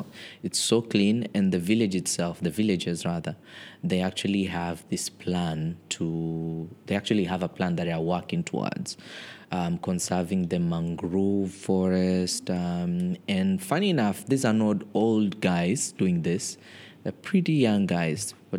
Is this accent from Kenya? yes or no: yes; Mombasa County, Kenya; You know, I've seen that growing up in Mombasa County.